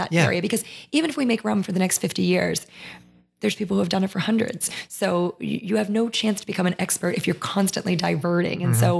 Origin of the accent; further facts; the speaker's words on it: Maryland, United States; So we put our flag down because we were in Louisiana and we thought, well, people will know we're from Maryland if we put this down.